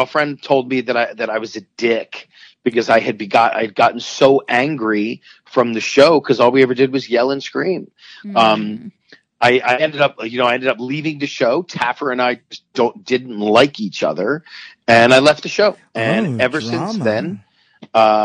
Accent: Philadelphia, Pennsylvania, United States; I was born and raised in Philadelphia with two wonderful, wonderful parents

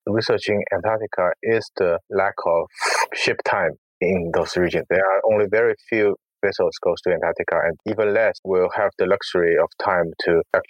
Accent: Shanghai, China; I grew up in Shanghai. It's a big city. There's not so much wilderness here

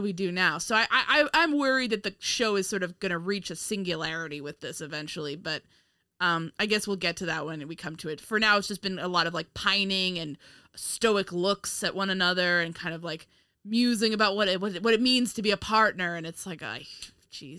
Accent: Westchester, New York, United States; I'm from Westchester

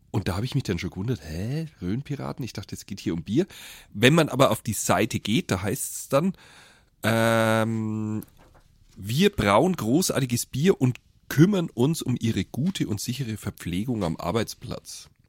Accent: Bavaria, Germany; als Franke in diesem Rheinland, das ist echt schwer.

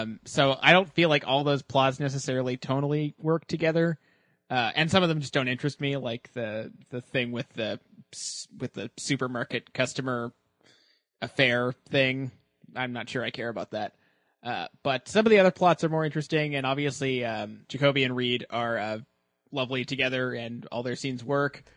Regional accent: Halifax, Nova Scotia, Canada; born or raised there

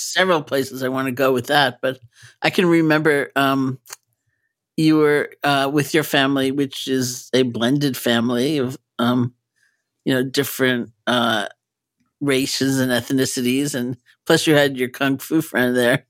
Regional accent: New York, United States; I'm a New Yorker, so even though I don't live in California

